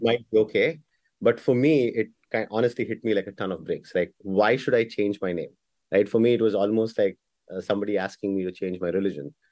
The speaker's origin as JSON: {"language": "English", "country": "India", "tie": "born or raised there", "also_born_or_lived": "Bangalore", "moved": "yes", "said": "I'm born and raised in India"}